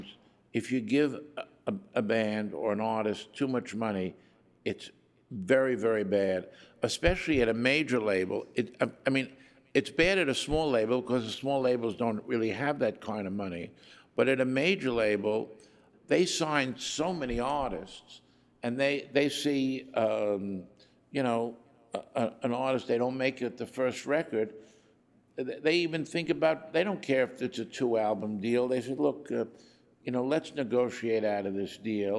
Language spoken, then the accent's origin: English; New York City, New York, United States; we're both from Brooklyn.